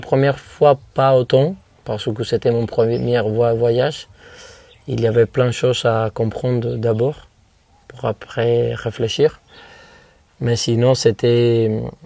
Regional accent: Viñales, Pinar del Río, Cuba; French is a second language; De Vignales, de cette ferme, de cette vallée.

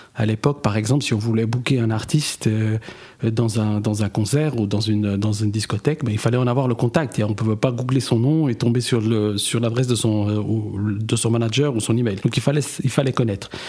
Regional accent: Neuchâtel, Switzerland; géographiquement, je viens de Neuchâtel, avec des origines au Portugal.

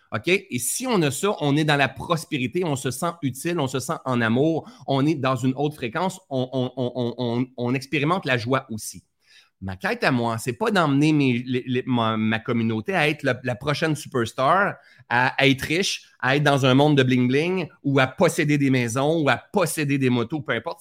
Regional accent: Sherbrooke, Quebec, Canada; also born or lived in Laurentides, Quebec; de Sherbrooke, ma ville natale, Sherbrooke

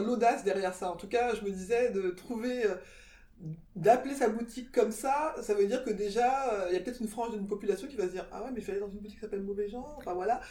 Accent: France; je suis née en France moi je me suis toujours sentie française

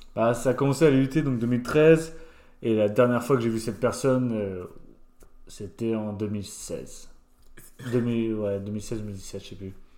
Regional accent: Étival-Clairefontaine, Grand Est, France; moved away as an adult; also born or lived in Nancy / Madrid / Valence; je suis originaire des Vosges de base, donc juste à côté, à une heure de Nancy

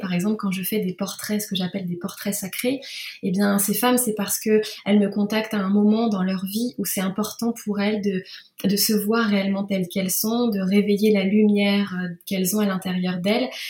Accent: Normandy, France; also born or lived in Rouen; je suis normande, j'habite à Rouen

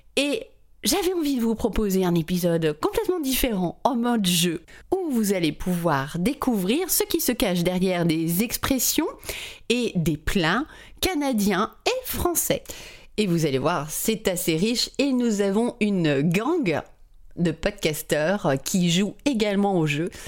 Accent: France; je suis française

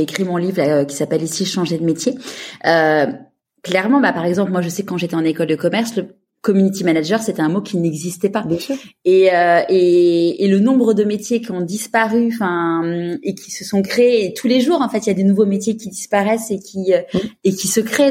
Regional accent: Neuilly-sur-Seine, Île-de-France, France; j'ai grandi à Neuilly

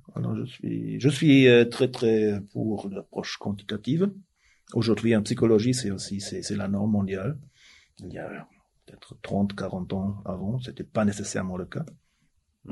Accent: Germany; French is a second language; now in Switzerland; je suis suisse maintenant, mais je suis tellement allemand

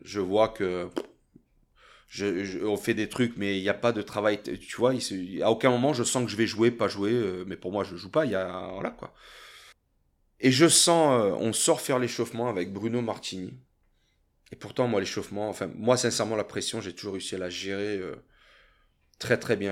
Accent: France; moved away as an adult; also born or lived in Thonon-les-Bains / Italy; Je me suis toujours considéré un Français à l'étranger

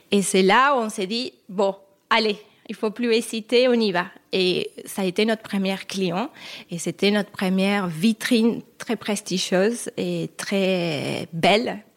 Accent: France; parce que nous-mêmes on est française mélangée.

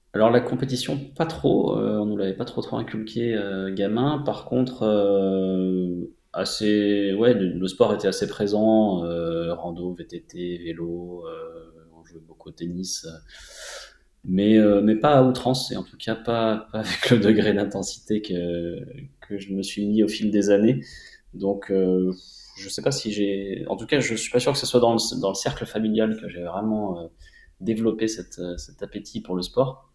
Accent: Montélimar, Auvergne-Rhône-Alpes, France; moved away as an adult; now in Annecy, France; j'ai grandi à Montélimar

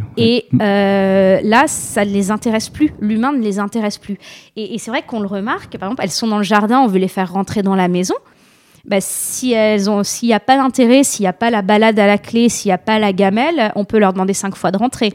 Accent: La Madeleine, Hauts-de-France, France; je suis originaire de la Madeleine, juste à côté de Lille

